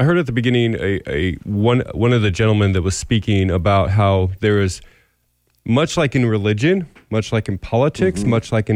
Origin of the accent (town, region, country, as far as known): United States